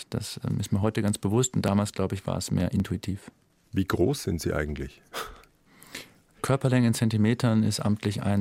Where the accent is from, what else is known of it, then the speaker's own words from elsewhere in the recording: Lüdenscheid, North Rhine-Westphalia, Germany; now in Zürich, Switzerland; Die Nordhelle im Ebbegebirge bei Herscheid. 663 Meter normal Null. Wow. Ja, das war mein Home Mountain, mein Heimberg.